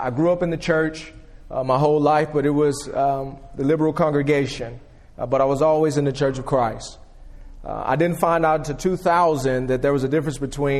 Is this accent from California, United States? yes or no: no; Atlanta, Georgia, United States; moved away; also born or lived in Memphis, Tennessee / Louisville, Kentucky; I was typically raised in Atlanta